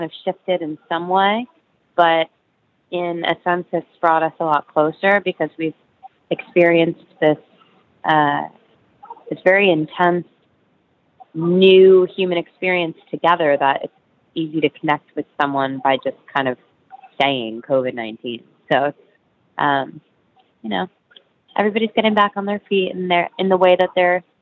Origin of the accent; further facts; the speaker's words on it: Florida, United States; also born or lived in New York City, United States; now in Brooklyn, United States; I grew up in Florida, but I was born in the city